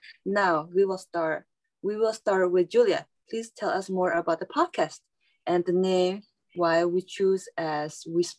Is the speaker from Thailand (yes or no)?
yes; Thailand; I'm from Thailand.